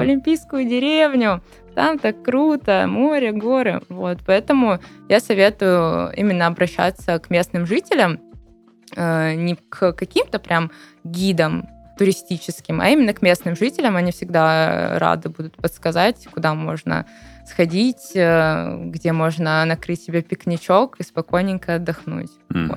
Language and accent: Russian; Sochi, Krasnodar Krai, Russia; moved away; коренной житель Сочи могу сказать